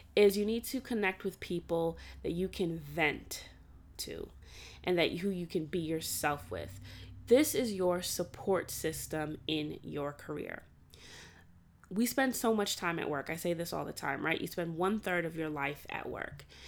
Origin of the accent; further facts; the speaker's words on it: New York City, New York, United States; also born or lived in Atlanta, Georgia; before going to college, I grew up in Brooklyn